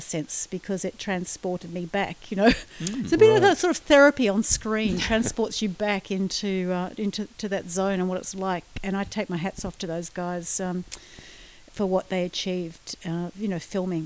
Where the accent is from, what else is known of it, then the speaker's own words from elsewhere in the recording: Australia; we as Australian audiences